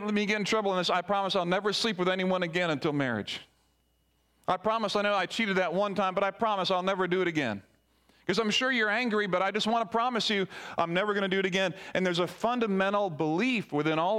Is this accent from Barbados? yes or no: yes; Barbados; as a young child growing up in Barbados